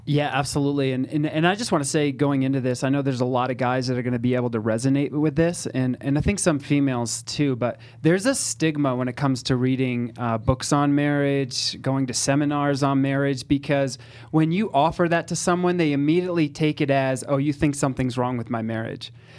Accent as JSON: {"language": "English", "region": "Northeast", "country": "United States", "said": "I'm Italian, and I'm from the Northeast, so I'm direct, I'm blunt"}